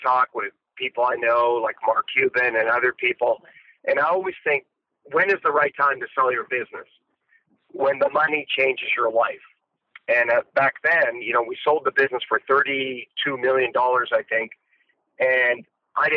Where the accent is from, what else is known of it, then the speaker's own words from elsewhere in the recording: Canada; I grew up in Canada